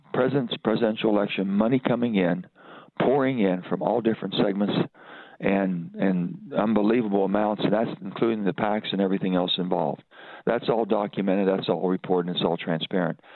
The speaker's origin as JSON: {"language": "English", "region": "West Virginia", "country": "United States", "said": "I'm an American first, I'm a West Virginian second"}